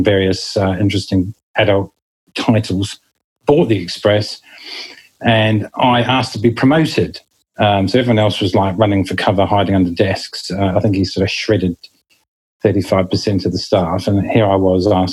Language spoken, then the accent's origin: English; New Zealand; moved away as an adult; now in United Kingdom; you can probably notice the accent. I do come from New Zealand originally, and I landed in this country in 1999 and never looked back.